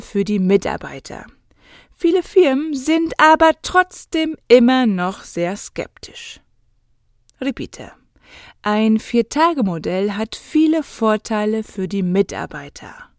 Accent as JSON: {"language": "German", "country": "Germany", "said": "ich als Deutsche"}